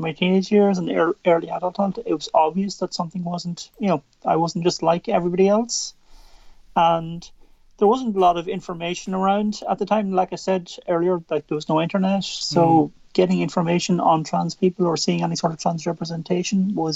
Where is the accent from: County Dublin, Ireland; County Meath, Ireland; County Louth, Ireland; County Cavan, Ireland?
County Louth, Ireland; Drogheda; So I'm originally from County Louth. So still very much here. I was born in Drogheda